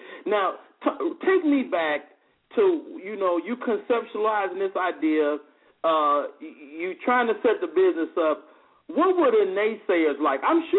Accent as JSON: {"language": "English", "town": "Chicago", "region": "Illinois", "country": "United States", "tie": "born or raised there", "said": "found out that she got roots in my hometown of Chicago, Illinois."}